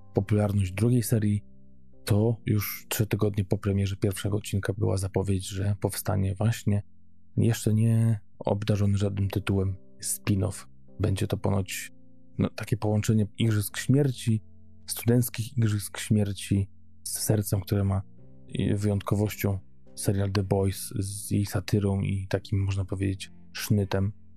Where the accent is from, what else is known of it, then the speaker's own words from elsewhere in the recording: Poland; moved away; jestem z Polski